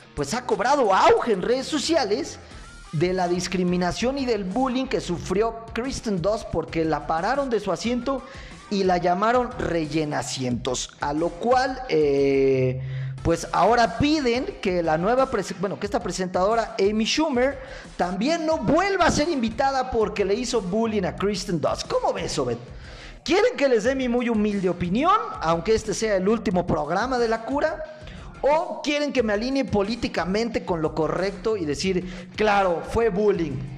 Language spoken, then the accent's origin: Spanish; Mexico; ya somos muchos mexicanos los que tenemos este problema